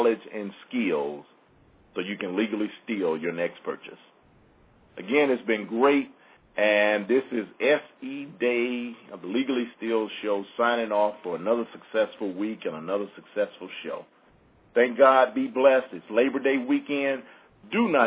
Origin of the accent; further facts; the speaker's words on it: Mississippi, United States; I'm from Mississippi